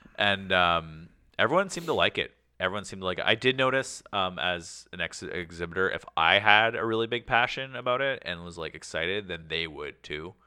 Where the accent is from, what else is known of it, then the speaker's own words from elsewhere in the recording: Canada; we're Canadian